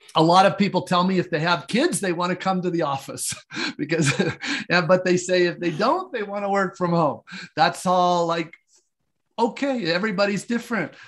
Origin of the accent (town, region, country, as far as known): United States